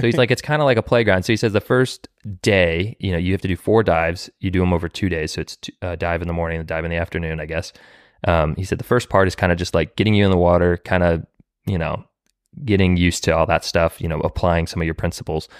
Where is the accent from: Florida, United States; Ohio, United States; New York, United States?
Florida, United States; also born or lived in California; now in Nashville, United States; I'm from Florida, and then I also lived in California